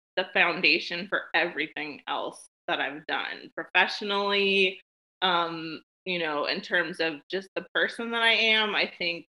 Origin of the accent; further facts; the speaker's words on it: Nashville, Tennessee, United States; also born or lived in Memphis, Tennessee / San Diego / Portland, Oregon / St. Petersburg, Florida; I was born in Memphis, Tennessee, but I have mainly lived in Nashville my whole life, except for a few, you know, short periods